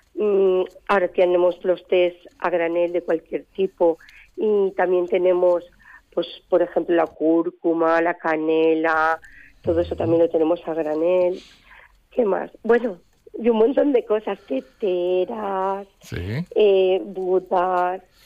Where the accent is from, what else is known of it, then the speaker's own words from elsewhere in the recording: Alzira, Valencian Community, Spain; de mi pueblo, de aquí en Cira